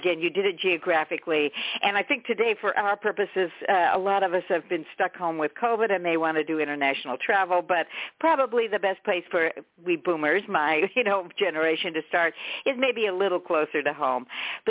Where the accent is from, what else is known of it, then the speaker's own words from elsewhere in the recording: San Francisco, California, United States; Because I'm just going to say something again about San Francisco, my hometown, but I didn't know this.